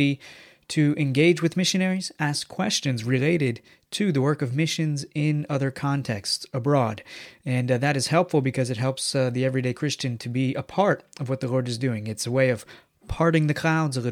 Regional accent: United States; moved away as an adult; now in Italy; I'm an American

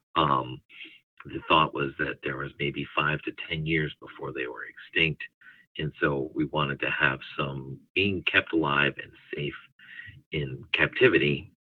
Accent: Northeast, United States; now in Southeastern United States; I ended up in the southeastern United States. I'm originally from the Northeast

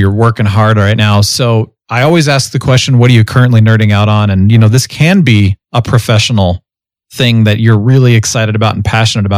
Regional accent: United States; I'm from the United States

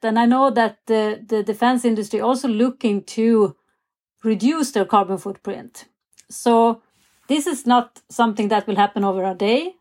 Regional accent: Sweden; growing up in Sweden

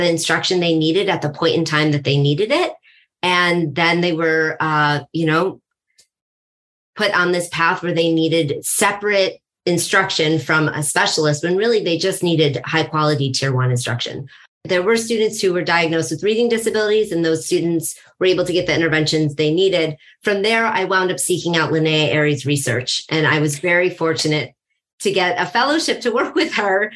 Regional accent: East Coast, United States; moved away as an adult; also born or lived in Colorado; now in New York, United States; I'm from the East Coast, but I was out in Colorado.

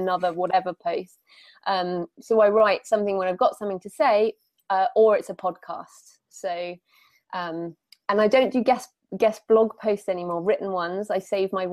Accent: United Kingdom; Being British

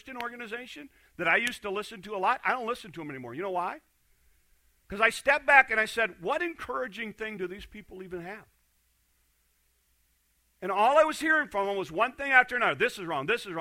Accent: Hornick, Iowa, United States; I'm from Hornick.

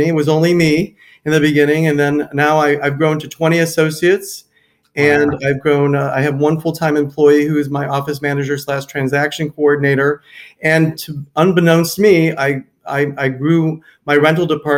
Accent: Cleveland, Ohio, United States; moved away as an adult; also born or lived in Minneapolis–Saint Paul, Minnesota; now in Naples, United States; I grew up in Cleveland, Ohio

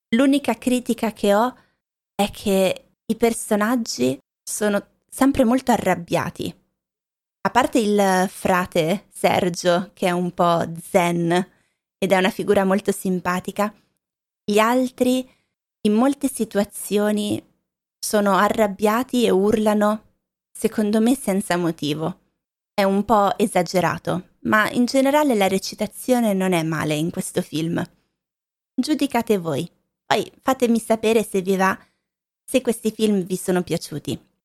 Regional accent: Lombardy, Italy; also born or lived in Valle Vigezzo, Piedmont; Io sono originaria della Lombardia

